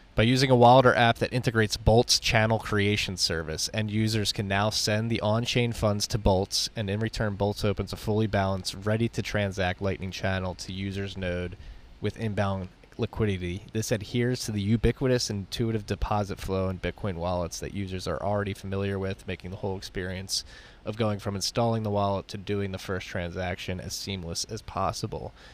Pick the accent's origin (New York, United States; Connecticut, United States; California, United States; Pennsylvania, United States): New York, United States; New York City; moved away; I'm a New Yorker who left